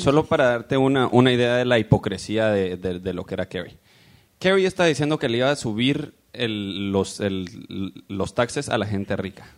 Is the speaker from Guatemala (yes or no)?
yes; Guatemala; now in United States; yo vengo de Guatemala